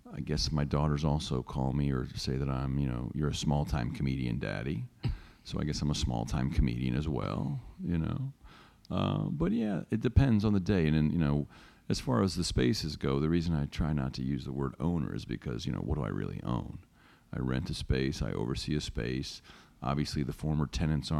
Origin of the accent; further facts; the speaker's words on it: North Carolina, United States; now in New York, United States; Chick-fil-A, something I grew up with in North Carolina